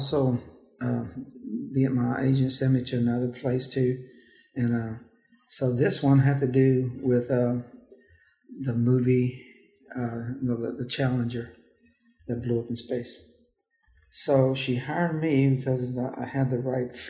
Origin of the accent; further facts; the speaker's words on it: Houston, Texas, United States; I said, Houston